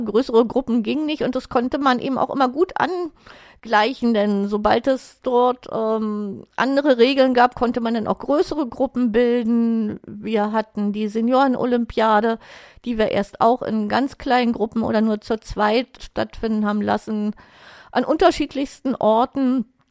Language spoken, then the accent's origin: German; Berlin, Germany; ich bin 1963 geboren in Lichterfelde und zwar direkt an der Bezirksgrenze zu Marienfelde